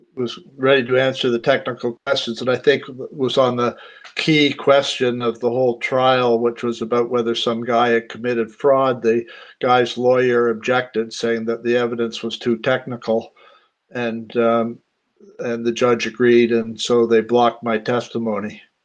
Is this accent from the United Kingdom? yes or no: no; Canada; I'm a Canadian